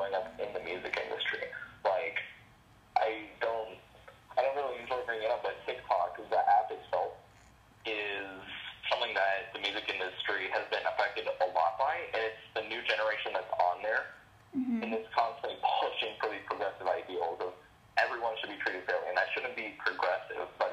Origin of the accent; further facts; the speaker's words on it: Central Florida, United States; I am a violinist from the Central Florida community